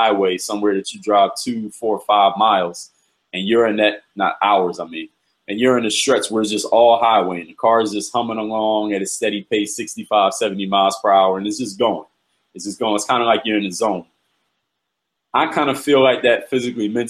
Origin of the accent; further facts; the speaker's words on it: Philadelphia, Pennsylvania, United States; moved away; Philadelphia is my hometown